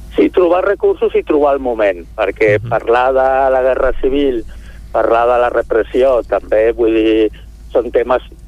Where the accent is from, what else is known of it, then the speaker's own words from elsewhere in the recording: Sant Feliu, Catalonia, Spain; jo sóc de Sant Feliu